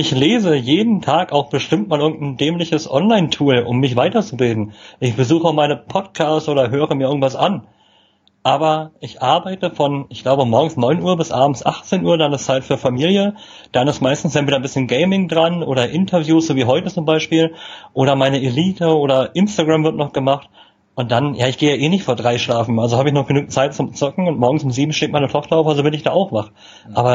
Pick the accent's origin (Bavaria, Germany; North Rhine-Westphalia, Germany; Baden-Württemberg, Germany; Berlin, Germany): Berlin, Germany; Und ja, man echter als Berliner manchmal an, aber ich kommuniziere das bewusst immer im Vorfeld